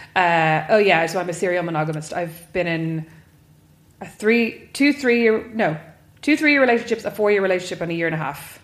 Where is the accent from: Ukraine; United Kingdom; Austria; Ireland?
Ireland; Kildare, Leinster; I'm from Kildare, so I'm from mm. not a farming background, but a farming area.